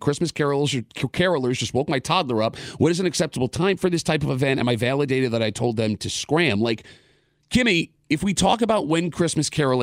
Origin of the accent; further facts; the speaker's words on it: Gates, New York, United States; also born or lived in Rochester, New York / Henrietta, New York; I grew up in Gates